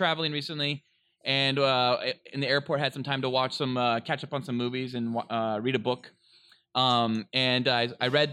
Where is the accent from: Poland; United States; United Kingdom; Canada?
United States; Northern California; I'm from Northern California, so is Noli